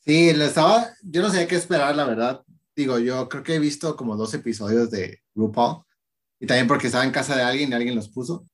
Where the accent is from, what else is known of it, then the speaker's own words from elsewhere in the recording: Tecate, Baja California, Mexico; yo soy de Tecate